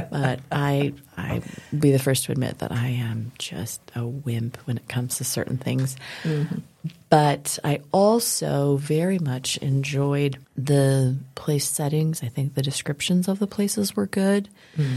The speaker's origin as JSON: {"language": "English", "town": "Denver", "region": "Colorado", "country": "United States", "tie": "born or raised there", "said": "I grew up in Denver. So I was born and raised in Denver"}